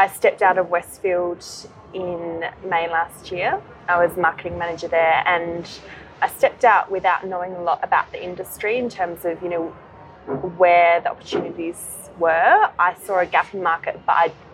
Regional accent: Adelaide, South Australia, Australia; moved away as an adult; also born or lived in London; now in Sydney, Australia; I'm originally from Adelaide in South Australia. And I grew up there, went to university there

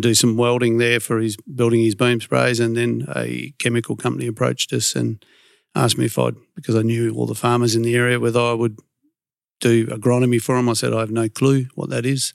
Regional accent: Perth, Western Australia, Australia; I was, uh, born and raised in Carrnup

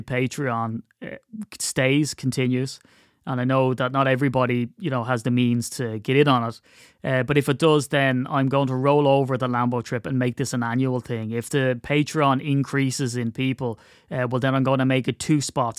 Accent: Ireland; I'm Irish

